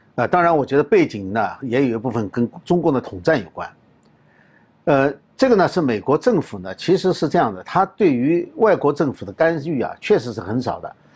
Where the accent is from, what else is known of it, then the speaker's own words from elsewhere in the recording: China; 我们中国人最清楚的呢，是关于六四绿卡